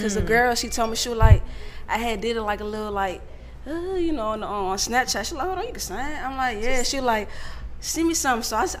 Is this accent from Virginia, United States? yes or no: no; West Palm Beach, Florida, United States; I'm from Florida. What part? West Palm Beach to be exact.